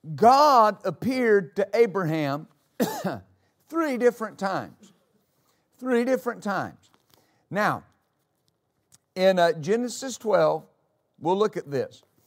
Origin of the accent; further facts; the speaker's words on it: United States; as American citizens